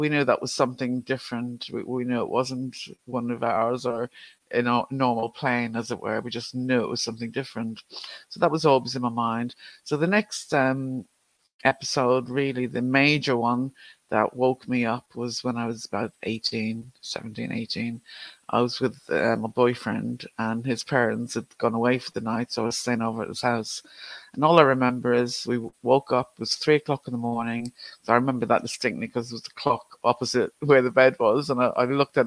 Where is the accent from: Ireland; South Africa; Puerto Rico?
Ireland; Growing up in Ireland, everything is either ghosts or the devil